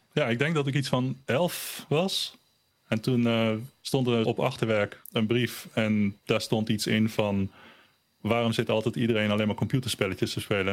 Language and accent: Dutch; Almere, Flevoland, Netherlands; born or raised there; first language German; Dutch is a second language; also born or lived in Berlin, Germany